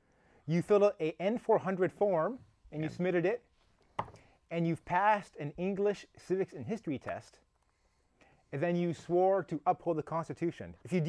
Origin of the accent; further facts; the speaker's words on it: Canada; now in United States; Canadians, which I'm a Canadian